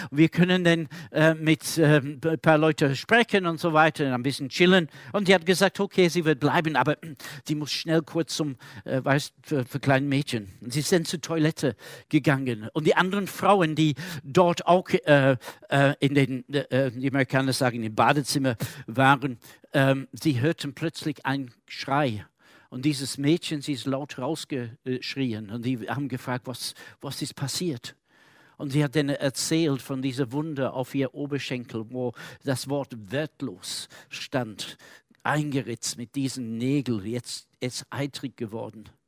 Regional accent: Manchester, North West England, United Kingdom; German is a second language; Ein Pastor von der, äh, meiner Heimatstadt in Manchester in Großbritannien erzählt erzählte folgende äh, Geschichte

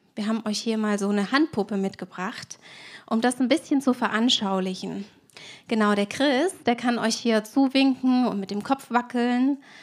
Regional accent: Swabia, Germany; Ich bin Schwäbin und wir haben im Schwabenland ja viele Sprichwörter

